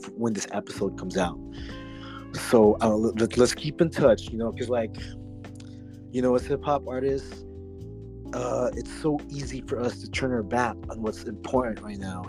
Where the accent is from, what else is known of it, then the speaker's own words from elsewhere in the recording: Oxnard, California, United States; also born or lived in Philippines; as a Filipino man who grew up in who was born in the Philippines, very Catholic rigid country, and I grew up in Oxnard since I was 10 years old